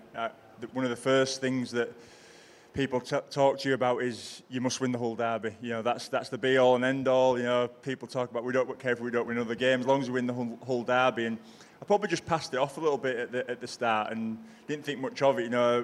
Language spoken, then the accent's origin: English; Selby, Yorkshire and the Humber, United Kingdom; also born or lived in Castleford; My dad was a minor, so we moved out from Castleford to Selby when I've only been 4 years old.